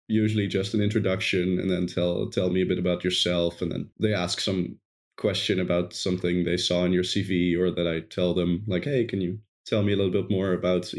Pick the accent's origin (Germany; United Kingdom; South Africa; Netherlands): Netherlands; English is a second language; I'm from the Netherlands.